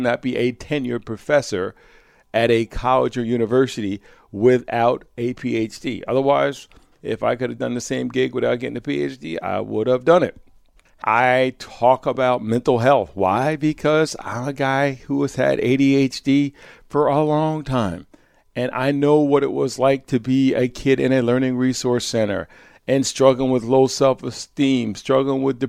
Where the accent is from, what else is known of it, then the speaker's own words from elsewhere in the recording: Croton-on-the-Hudson, New York, United States; I was living back in my hometown of Croton-on-the-Hudson, New York